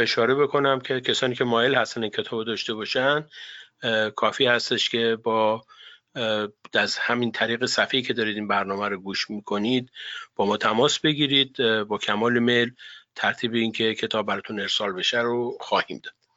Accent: Iran; moved away as an adult; now in United States; من خودم به عنوان کسی که به هر حال از ایران مهاجرت کردم

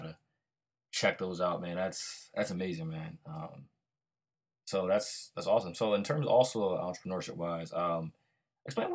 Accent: Harrisburg, Pennsylvania, United States; I'm from Harrisburg, PA

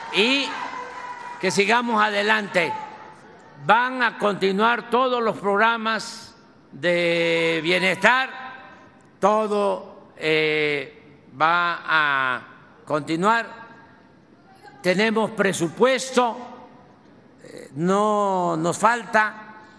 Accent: Tabasco, Mexico

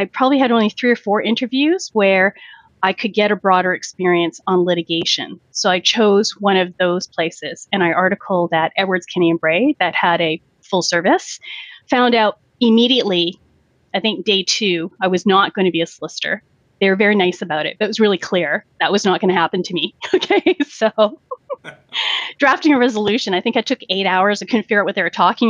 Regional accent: Vancouver, British Columbia, Canada; growing up in Vancouver and my parents coming when they were full adults

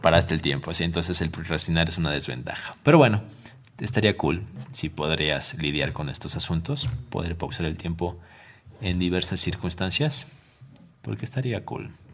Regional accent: Ecuador; como ecuatoriano

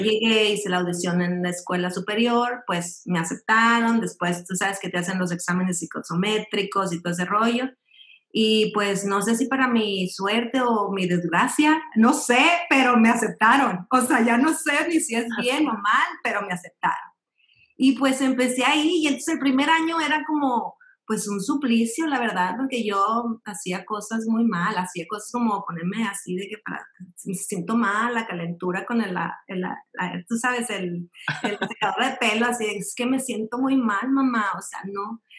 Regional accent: Monterrey, Nuevo León, Mexico; born or raised there; moved away as an adult; also born or lived in Piedras Negras, Coahuila / Mexico City; now in Alabama, United States

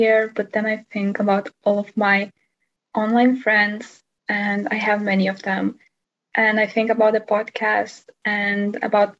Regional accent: Lithuania; from Lithuania

